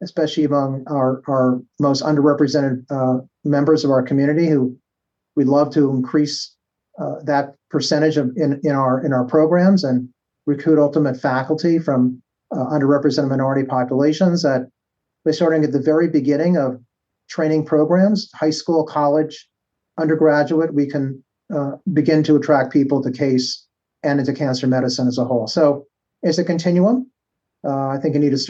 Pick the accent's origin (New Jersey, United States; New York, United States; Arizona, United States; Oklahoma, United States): New York, United States; moved away as an adult; now in Cleveland, United States; I'm a New Yorker